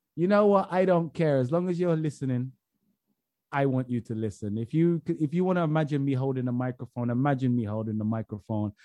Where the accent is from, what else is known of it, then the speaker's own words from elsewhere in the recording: England, United Kingdom; I'm English